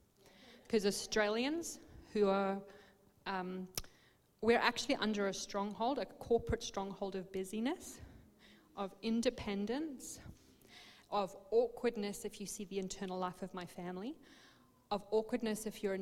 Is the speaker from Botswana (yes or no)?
yes; Botswana; So we grew up in Botswana in Africa in a mining community